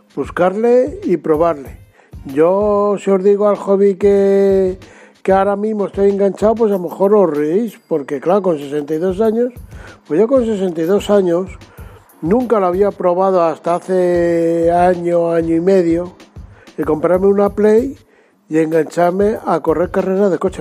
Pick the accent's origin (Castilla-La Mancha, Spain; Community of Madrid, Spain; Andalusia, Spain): Community of Madrid, Spain; Madrid; yo soy de Madrid